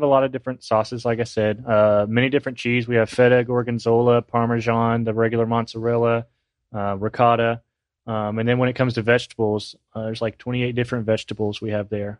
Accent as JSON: {"language": "English", "region": "California", "country": "United States", "said": "I mean, we're from California. No one knows what pyology is."}